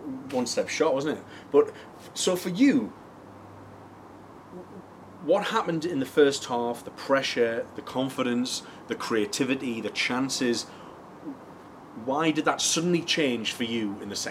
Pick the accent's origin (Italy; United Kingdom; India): United Kingdom; Newcastle upon Tyne, North East England; I'm a Geordie